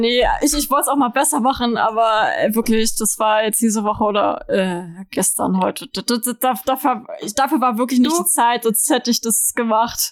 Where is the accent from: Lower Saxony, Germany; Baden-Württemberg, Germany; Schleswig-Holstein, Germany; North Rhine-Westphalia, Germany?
Schleswig-Holstein, Germany; Lübeck; wir haben bei uns in Lübeck halt so einen Mittelaltermarkt